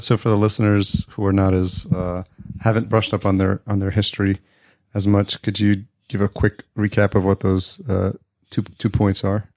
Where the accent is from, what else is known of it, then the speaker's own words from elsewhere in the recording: New York, United States; also born or lived in Atlanta, Georgia; now in Los Angeles, United States; I grew up in New York and now I'm living in Los Angeles